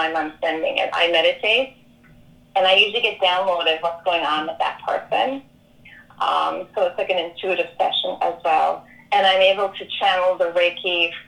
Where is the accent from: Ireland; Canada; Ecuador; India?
Ireland; moved away; I was born and raised in Catholic Ireland